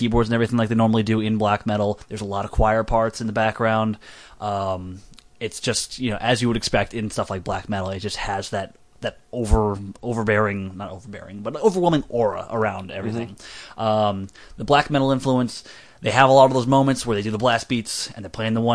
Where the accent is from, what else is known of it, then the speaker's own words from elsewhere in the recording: Texas, United States; I'm from Texas.